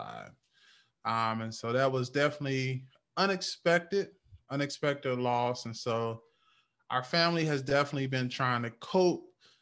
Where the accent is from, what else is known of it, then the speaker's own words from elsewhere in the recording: North Carolina, United States; I'm from North Carolina. And so I have one of those country church boy stories.